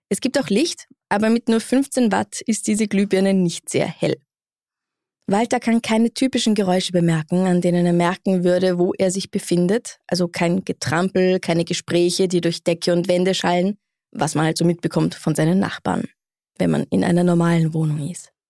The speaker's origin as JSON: {"language": "German", "town": "Bad Gastein", "region": "Salzburg", "country": "Austria", "said": "Ich komme aus Gastein."}